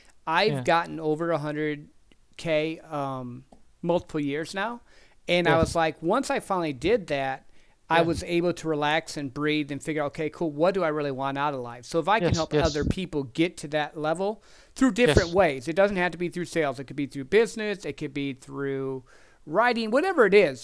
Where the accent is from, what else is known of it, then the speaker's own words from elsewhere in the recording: Michigan, United States; now in Texas, United States; Now I grew up north, so I grew up in Michigan, so I've seen a ton of snow.